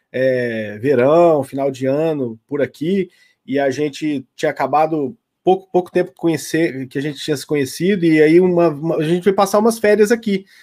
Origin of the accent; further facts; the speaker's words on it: Araxá, Minas Gerais, Brazil; eu sou mineiro também, né? Igual você. Sou de Araxá, Minas Gerais.